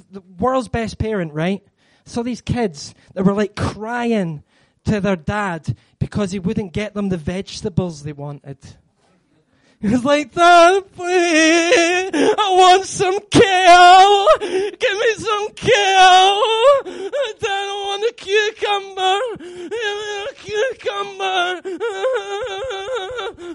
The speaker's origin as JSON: {"language": "English", "region": "Scotland", "country": "United Kingdom", "said": "I'm Scottish. I'm Scottish"}